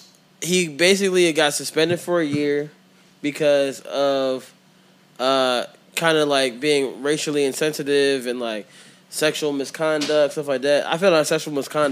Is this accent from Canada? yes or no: no; Jamaica; I was like, all right, this is a toast to the greatest country in the world, just because I'm Jamaican.